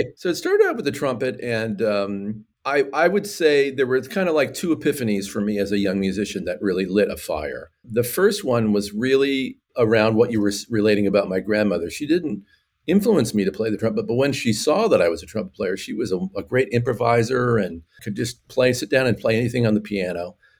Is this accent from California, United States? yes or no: yes; California, United States; I'm an American. I grew up in California